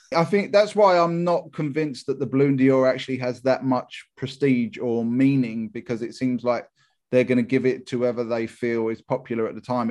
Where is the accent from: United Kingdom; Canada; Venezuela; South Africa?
United Kingdom; England; Me being English